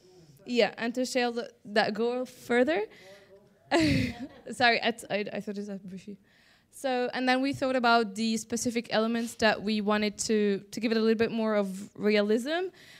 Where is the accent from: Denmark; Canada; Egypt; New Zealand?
Egypt; from Egypt and I'm a young Mediterranean voice.